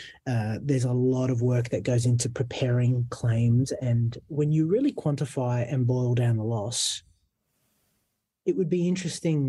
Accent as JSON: {"language": "English", "town": "Fairfield", "region": "New South Wales", "country": "Australia", "tie": "born or raised there", "said": "I grew up in Fairfield"}